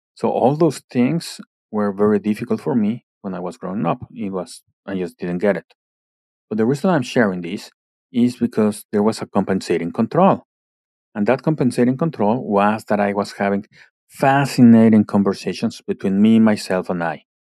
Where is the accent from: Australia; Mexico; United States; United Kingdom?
Mexico; Mexico City; now in Canada; I was born and raised in Mexico City